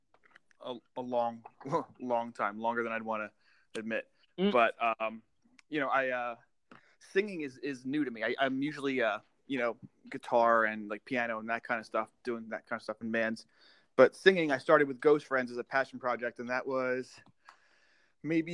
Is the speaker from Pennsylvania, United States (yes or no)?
yes; Philadelphia, Pennsylvania, United States; I'm from Philly